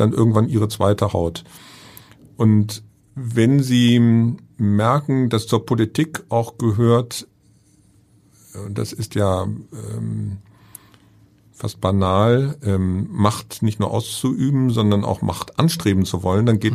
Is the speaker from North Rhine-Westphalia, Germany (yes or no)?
yes; Bonn, North Rhine-Westphalia, Germany; bin gebürtiger Bonner